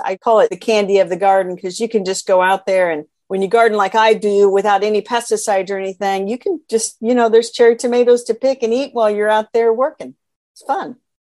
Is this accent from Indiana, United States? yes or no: yes; central Indiana, United States; I am from Indiana. I was born and raised here in central Indiana.